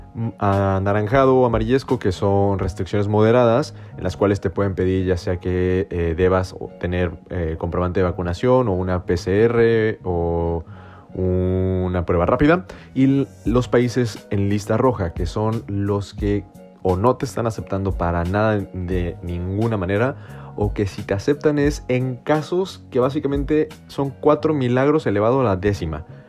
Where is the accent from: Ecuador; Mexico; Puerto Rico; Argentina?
Mexico; los que venimos de México